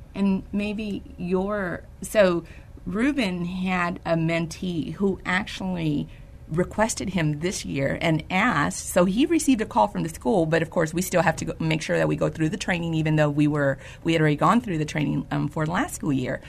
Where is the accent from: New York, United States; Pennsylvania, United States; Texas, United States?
Texas, United States; San Antonio; Born and raised in San Antonio